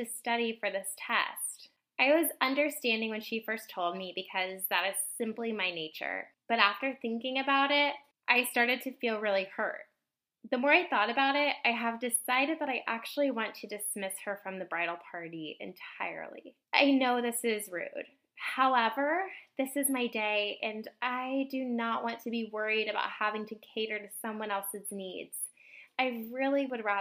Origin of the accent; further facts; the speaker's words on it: Indiana, United States; I am from Indiana.